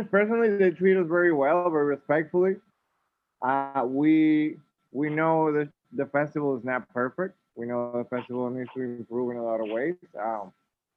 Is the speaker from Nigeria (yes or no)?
no; Dominican Republic; moved away; growing up in the Dominican Republic, a lot of these bands we grew up listening